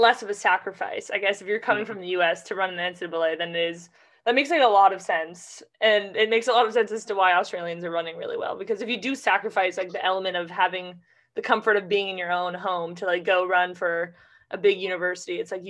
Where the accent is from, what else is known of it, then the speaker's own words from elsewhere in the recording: California, United States; coming from California